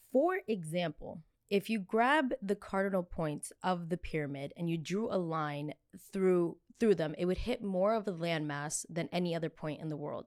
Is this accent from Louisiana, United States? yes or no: no; New Jersey, United States; I'm from Jersey